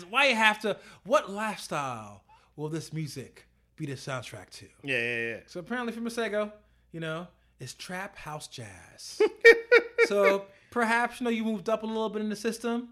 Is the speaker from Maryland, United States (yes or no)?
no; New York City, New York, United States; I am from Brooklyn. I grew up in the crack era.